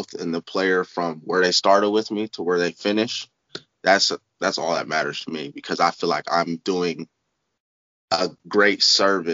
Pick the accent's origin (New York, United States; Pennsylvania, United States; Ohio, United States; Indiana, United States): Ohio, United States; Columbus; I'm from Columbus, Ohio, born and raised.